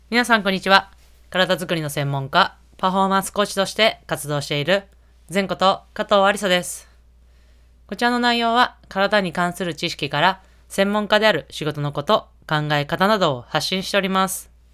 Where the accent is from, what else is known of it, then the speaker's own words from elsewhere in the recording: Niigata, Japan; 帝京長岡さんは、もう私の地元ですし